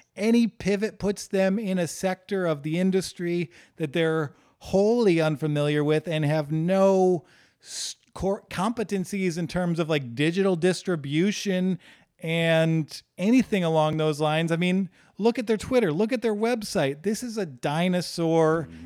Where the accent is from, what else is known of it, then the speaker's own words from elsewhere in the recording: Midwest, United States; we're from the Midwest